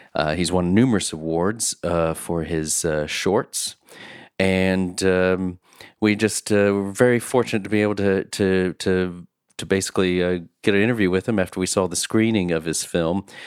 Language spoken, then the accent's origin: English; United States; also born or lived in North Carolina; as an American